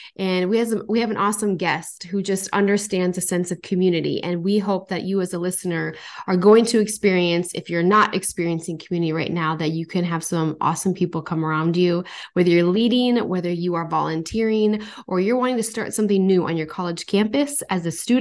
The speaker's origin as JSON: {"language": "English", "region": "North Dakota", "country": "United States", "moved": "as an adult", "lives_now": "Minnesota, United States", "said": "I'm from North Dakota and I, I left and I moved to Minnesota"}